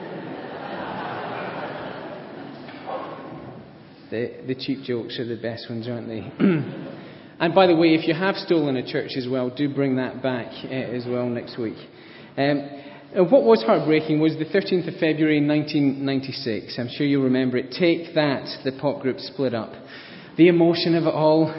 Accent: Scotland, United Kingdom; accent: Scottish; my Scottish accent

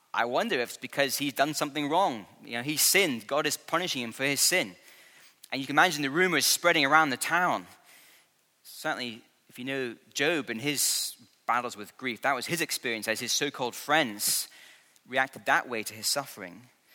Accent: United Kingdom; I'm British and I'm fine.

